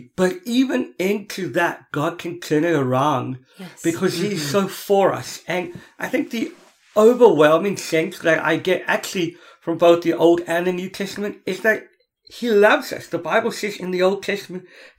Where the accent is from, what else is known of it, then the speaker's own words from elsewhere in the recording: Cape Town, Western Cape, South Africa; I come from Cape Town